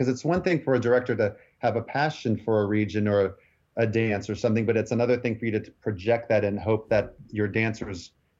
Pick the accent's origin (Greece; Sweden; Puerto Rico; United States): Greece; Chania, Crete; even though I'm from Hanya, like it was just that one part of Crete.